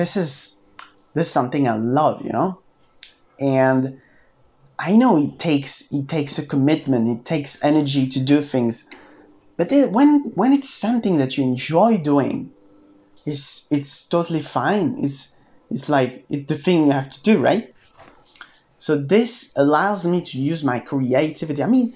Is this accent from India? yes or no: no; France; I'm from France